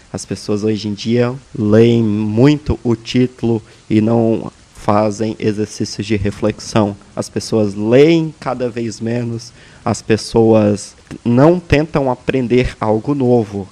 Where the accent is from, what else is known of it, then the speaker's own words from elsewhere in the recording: Brazil; moved away; o meu país de origem, o Brasil